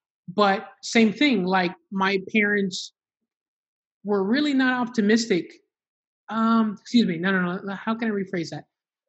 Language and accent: English; Honduras; me and my family, we're from Honduras, and my family, my parents decided to specifically move to Miami, Florida